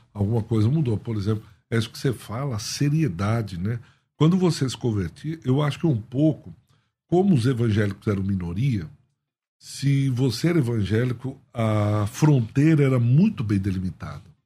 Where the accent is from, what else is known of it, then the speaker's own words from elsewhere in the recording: Paulista, São Paulo, Brazil; eu como paulista